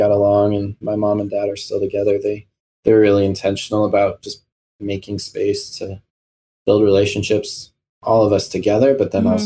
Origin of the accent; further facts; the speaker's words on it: Powell, Wyoming, United States; also born or lived in New Mexico / Cody, Wyoming; now in Billings, United States; I was born in New Mexico. Shortly after, my family moved to Powell, Wyoming. Well, actually, Cody, Wyoming. But we didn't live there very long. We moved to Powell really quickly after. And I lived in Powell until I was in fifth grade